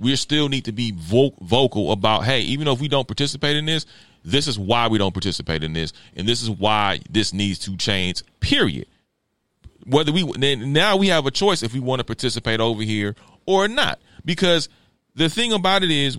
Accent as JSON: {"language": "English", "town": "Los Angeles", "region": "California", "country": "United States", "tie": "born or raised there", "said": "I grew up in Los Angeles where we did not have NFL teams."}